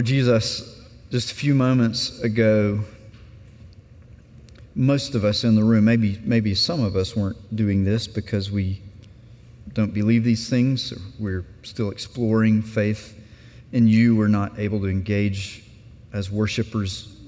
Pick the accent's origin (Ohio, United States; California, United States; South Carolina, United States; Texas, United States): South Carolina, United States; moved away as an adult; also born or lived in Aberdeen, Scotland; I grew up in South Carolina